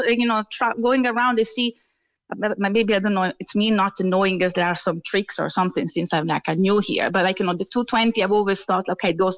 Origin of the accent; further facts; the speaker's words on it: Italy; moved away as an adult; also born or lived in Heidelberg, Germany; now in Cork, Ireland; I'm Italian